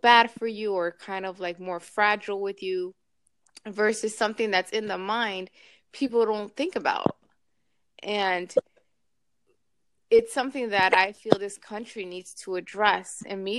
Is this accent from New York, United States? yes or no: yes; New York, United States; now in Miami, United States; I'm from New York originally